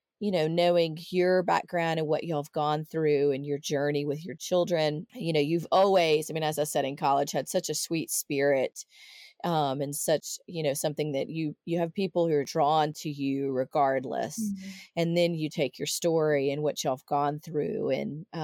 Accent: outside of Nashville, Tennessee, United States; moved away as an adult; I grew up outside of Nashville, but it's been, you know, coming up on 24 years since I lived there

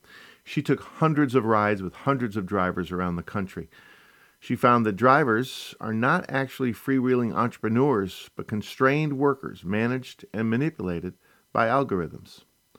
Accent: Midwest, United States; moved away as an adult; also born or lived in West Coast; Because I was born in the Midwest, but I hightailed it to the West Coast as soon as I could in college and never really looked back.

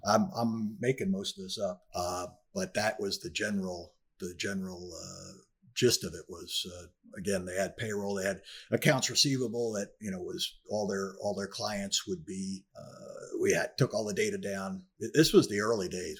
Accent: northern New Jersey, United States; moved away as an adult; also born or lived in North Miami Beach; I was born in New Jersey, in northern New Jersey, and I grew up there, uh, for the first nineteen years

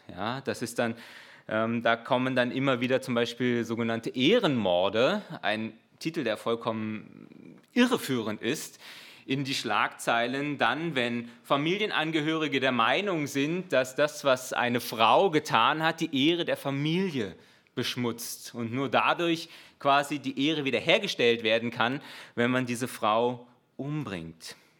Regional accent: Germany; als Deutscher

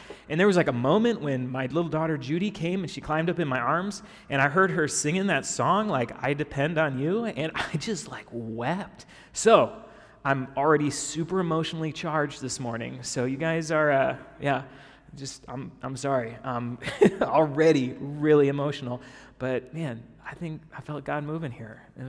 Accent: Wisconsin, United States; moved away as an adult; now in Japan; I'm from Wisconsin. My wife is from Minnesota. We met in Missouri, and so we've got connections all over this kind of North Midwest area.

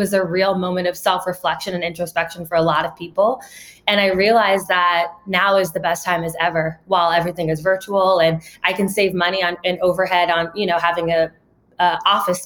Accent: Ohio, United States; I grew up in Ohio

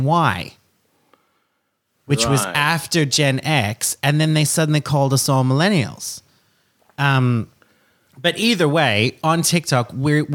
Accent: Australia; I'm Australian

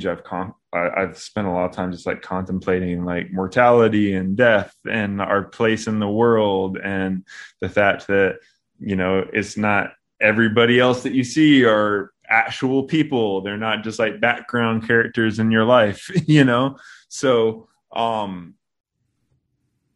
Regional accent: Knoxville, Tennessee, United States; accent: country; also born or lived in Long Beach, California / Crossville, Tennessee; now in Nashville, United States; I like grew up most of like my adolescence in around Knoxville.

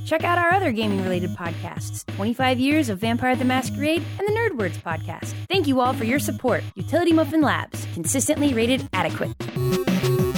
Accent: Midwest, United States; growing up in America, being a Midwestern girl

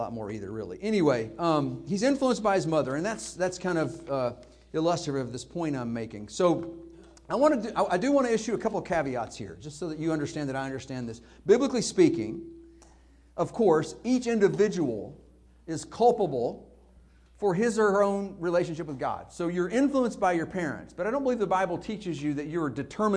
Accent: Northeast Arkansas, United States; moved away; When I was a kid and growing up in Northeast Arkansas

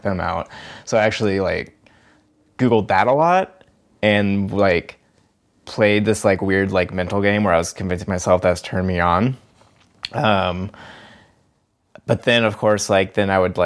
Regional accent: Bainbridge Island, Washington, United States; I grew up over on Bainbridge Island.

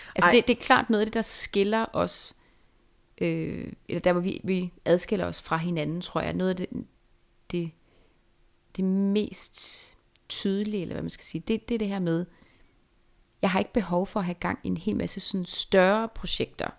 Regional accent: Jutland, Denmark; now in Copenhagen, Denmark; da jeg var barn i Jylland

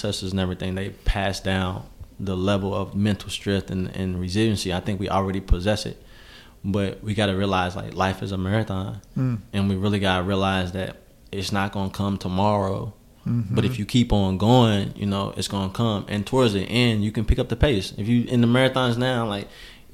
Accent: Lexington, Kentucky, United States; also born or lived in Pennsylvania

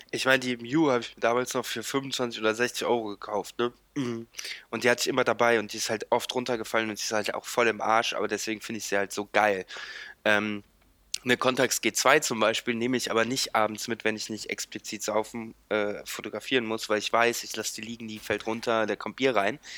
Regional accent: Lindlar, North Rhine-Westphalia, Germany; born or raised there; now in Cologne, Germany

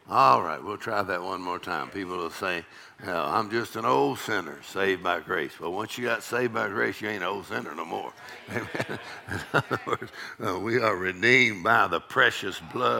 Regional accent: Texas, United States; I'm from Texas

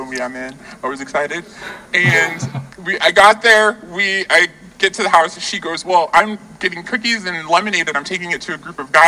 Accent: Iowa, United States; moved away; we grew up in the cornfields of Iowa.

